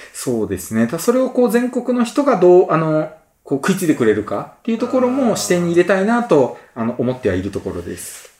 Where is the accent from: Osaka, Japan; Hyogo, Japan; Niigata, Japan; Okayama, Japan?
Okayama, Japan; now in Nagoya, Japan; 僕の地元岡山県